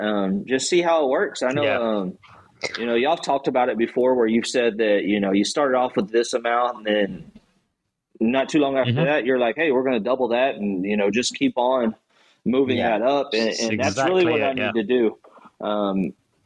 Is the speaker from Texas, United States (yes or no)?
yes; Gonzales, Texas, United States; I'm from a small town in Texas called Gonzales